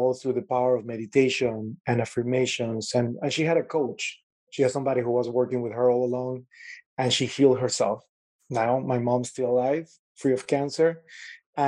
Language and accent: English; Venezuela; born in Venezuela, right on the Caribbean